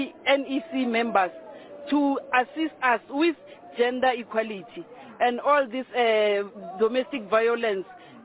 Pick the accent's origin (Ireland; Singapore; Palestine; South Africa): South Africa; Mpumalanga; I'm from Mpumalanga, Dr. J.S. Muroga, Ward 15, Masabane Branch.